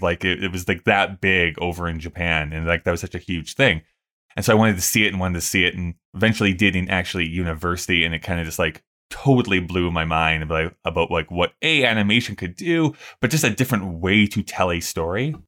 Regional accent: Canada; we grew up in Canada

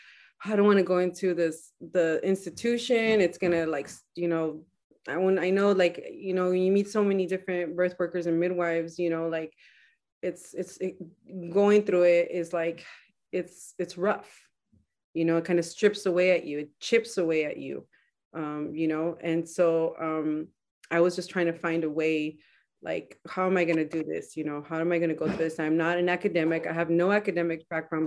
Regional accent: Salinas, California, United States; I'm from Salinas. I was born in Salinas.

